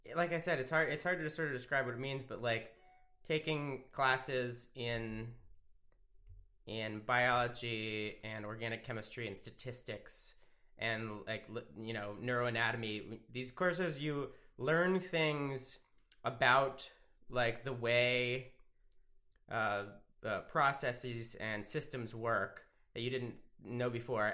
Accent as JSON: {"language": "English", "town": "Wilmington", "region": "Delaware", "country": "United States", "tie": "born or raised there", "said": "I'm from Wilmington, Delaware"}